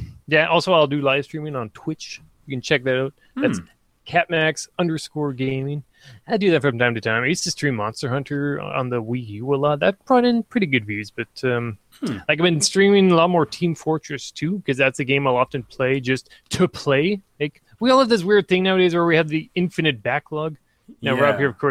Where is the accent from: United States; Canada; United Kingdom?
Canada; so it's like a Mountie hat. Oh, I'm Canadian.